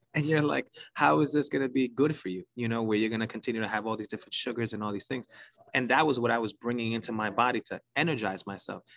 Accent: New York City, New York, United States; accent: New York; I'm from New York City. You could probably tell by the accent

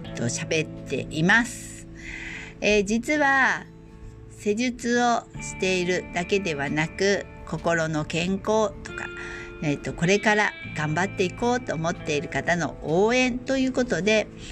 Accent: Osaka, Japan; 大阪生まれの大阪育ちで

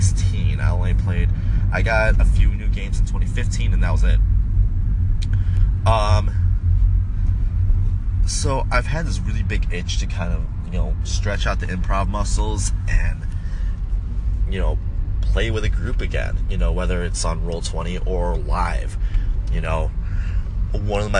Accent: Chicago, Illinois, United States; I play my hometown team

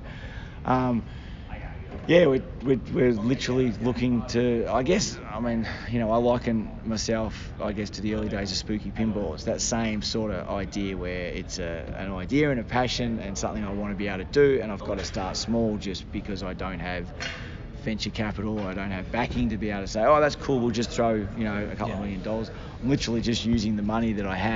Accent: Australia; we're Australian

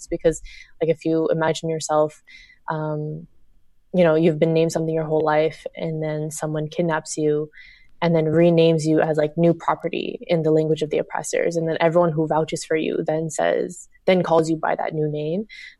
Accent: Fairfax, Virginia, United States; I was born and raised in the Washington DC suburbs, specifically Fairfax, Virginia. So alhamdulillah, like I myself and so my family is from East Turkestan, which is a nation under the occupation of China.

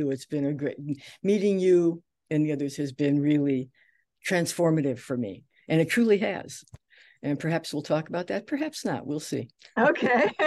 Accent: Detroit, Michigan, United States; also born or lived in New York; I came from Detroit, I still need, I I wanted my degree.

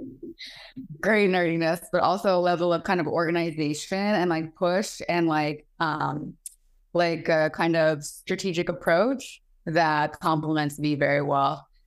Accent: Maine, United States; moved away; also born or lived in Bali; growing up in Maine, my parents did a great job

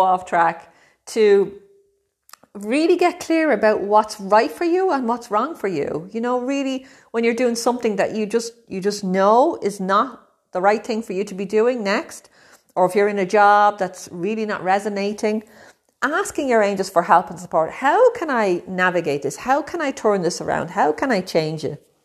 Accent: Ireland; moved away as an adult; also born or lived in Brazil; now in Italy; I'm from Ireland. I'm living in Italy at the moment, but I've also lived in Brazil.

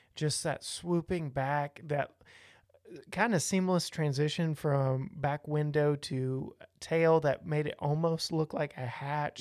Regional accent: Texas, United States; I was born and raised in Texas.

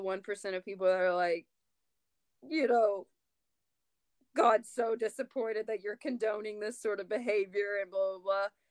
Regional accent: North Louisiana, United States; I grew up in North Louisiana and literally, like, saw snow maybe twice my whole life

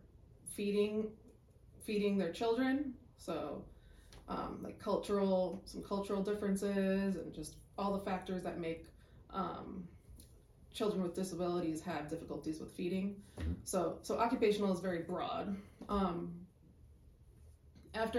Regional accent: Chicago, Illinois, United States; I'm from Chicago, went to Chicago State University

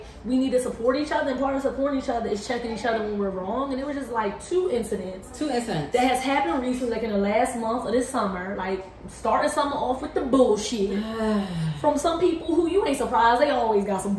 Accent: Philadelphia, Pennsylvania, United States; now in Washington, D.C., United States; I'm from Philly

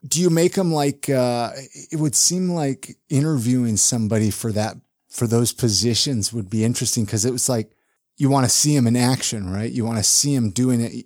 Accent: California, United States; moved away; I grew up in California

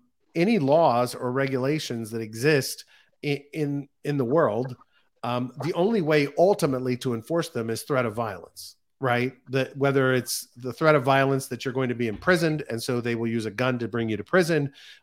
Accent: United States; being an American

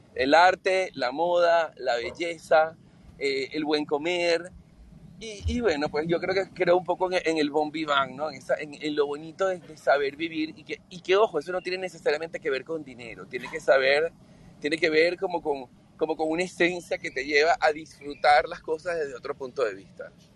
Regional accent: Venezuela; also born or lived in Europe

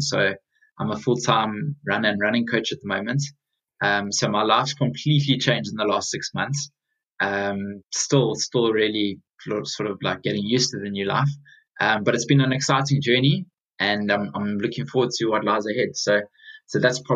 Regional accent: South Africa; moved away as an adult; now in London, United Kingdom; I'm originally from South Africa. So I got into my running back in South Africa. I then moved across to London just under 4 years ago

